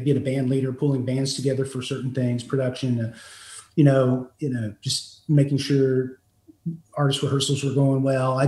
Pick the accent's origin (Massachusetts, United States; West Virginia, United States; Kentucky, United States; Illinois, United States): West Virginia, United States; moved away as an adult; also born or lived in Los Angeles, California; I was born and raised in West Virginia. After college, I moved out to Los Angeles, California, and I lived out there about 5 years, 5-6 years.